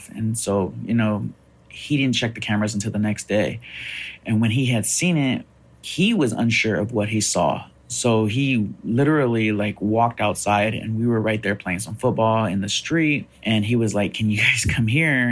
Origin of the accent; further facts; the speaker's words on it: Fresno, California, United States; I'm from Fresno, California.